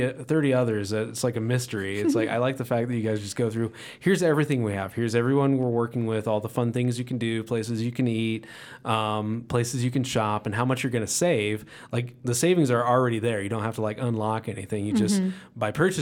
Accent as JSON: {"language": "English", "region": "Indiana", "country": "United States", "moved": "yes", "lives_now": "Colorado, United States", "said": "I'm from Indiana, so I'm not a native."}